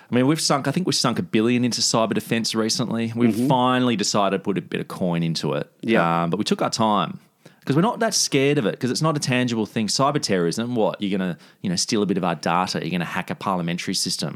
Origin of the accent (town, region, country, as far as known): Australia